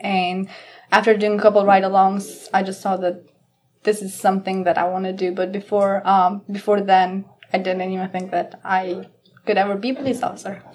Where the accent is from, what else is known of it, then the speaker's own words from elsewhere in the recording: Kosovo; English is a second language; now in Chesterfield County, United States; I grew up on Kosovo, which is almost more on like Southeast Europe.